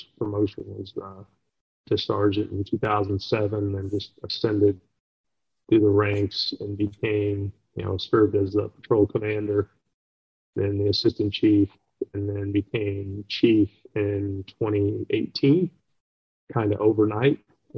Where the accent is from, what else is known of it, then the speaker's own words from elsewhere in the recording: Los Angeles, California, United States; also born or lived in Durango, Colorado; And I'm originally from Los Angeles. I was born in the Los Angeles area and moved around a bit, and then I was a deputy sheriff out in Colorado, in Durango, Colorado, for about 4.5 years, and before coming out to the Midwest.